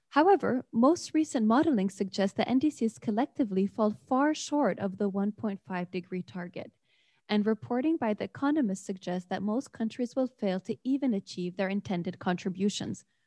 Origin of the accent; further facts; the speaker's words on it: Beirut, Beirut Governorate, Lebanon; now in Lund, Sweden; today from Beirut, Lebanon, where I'm from.